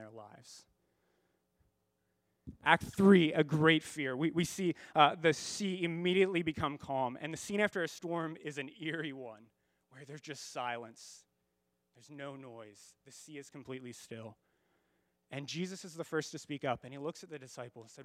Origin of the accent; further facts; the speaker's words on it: United States; as American Christians